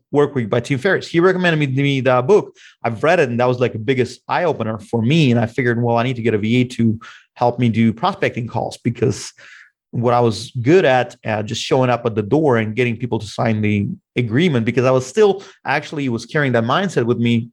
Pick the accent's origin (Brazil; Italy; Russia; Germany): Russia; now in Bellevue, United States; I'm originally from Russia